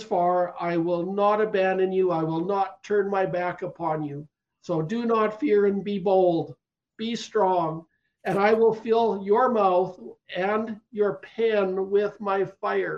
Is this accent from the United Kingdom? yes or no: no; Canada; I'm a Canadian